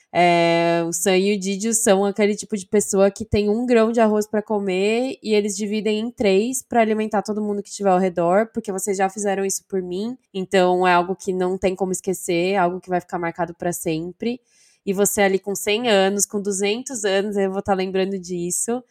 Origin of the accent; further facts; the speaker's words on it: São Bernardo do Campo, São Paulo, Brazil; eu sou de São Bernardo